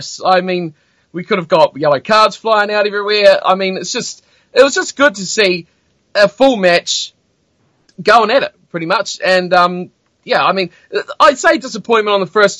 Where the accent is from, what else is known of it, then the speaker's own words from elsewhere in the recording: New Zealand; I'm from New Zealand